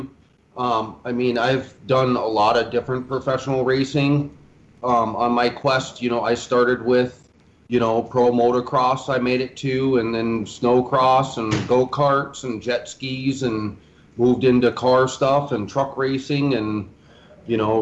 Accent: Little Falls, Minnesota, United States; now in Florida, United States; we're from the hometown of Charles Lindbergh, which is Little Falls, Minnesota.

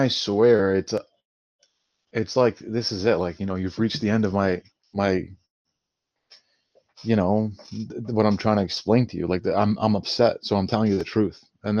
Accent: Canada; Oh, yes, we're Canadian.

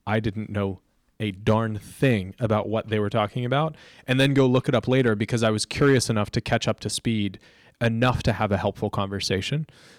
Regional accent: Florida, United States; I loved growing up in Florida, you just go to the beach and play a game of pickup beach volleyball.

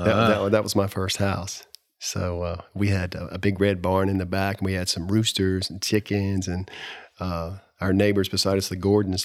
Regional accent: Kings Mountain, North Carolina, United States; I grew up in Cleveland County, which is about 30 miles from Charlotte here, in a small little town that is still a quaint, small, little town

